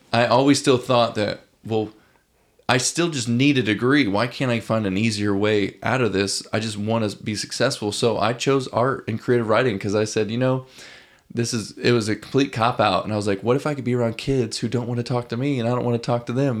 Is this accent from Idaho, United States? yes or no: no; Lowpoint-Washburn area, Illinois, United States; also born or lived in Peoria, Illinois; now in Nashville, United States; I'm from a very small town in Illinois